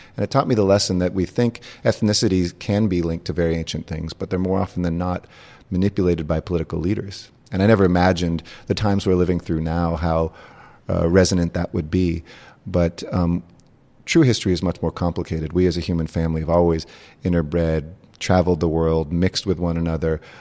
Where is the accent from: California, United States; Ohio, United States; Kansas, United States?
California, United States; Los Angeles; I grew up in the San Fernando Valley